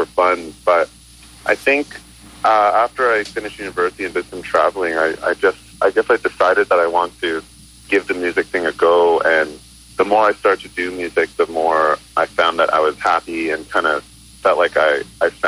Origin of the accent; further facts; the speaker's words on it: Toronto, Ontario, Canada; also born or lived in Hong Kong / Mississauga / Hamilton; I was born in Hong Kong, and I immigrated to Canada and grew up around between Mississauga, Toronto, and Hamilton growing up.